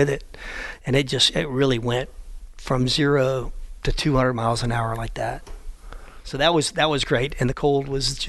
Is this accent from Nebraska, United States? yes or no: no; Florida, United States; I'm from Florida and I hate cold weather. My blood is so thin